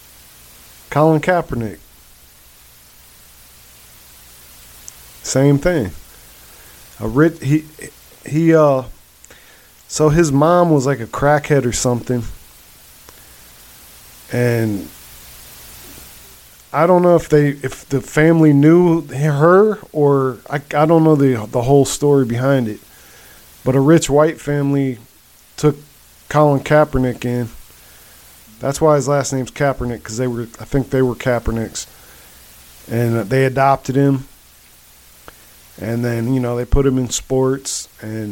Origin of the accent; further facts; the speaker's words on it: Akron, Ohio, United States; I'm from Akron